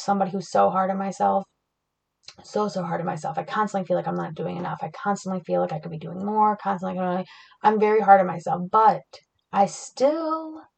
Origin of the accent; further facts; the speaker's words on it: Flint, Michigan, United States; I grew up in Flint, Michigan